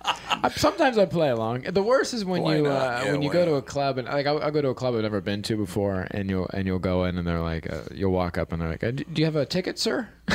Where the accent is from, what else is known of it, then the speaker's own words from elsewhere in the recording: Marion, Ohio, United States; where I grew up in Marion, Ohio, we are known for the Popcorn Festival.